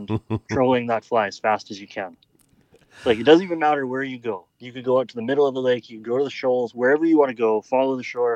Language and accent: English; Alberta, Canada; I'm from Alberta